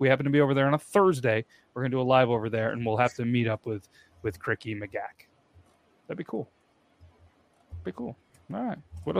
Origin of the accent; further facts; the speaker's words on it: United States; we're from the States, and I've never been to Ireland.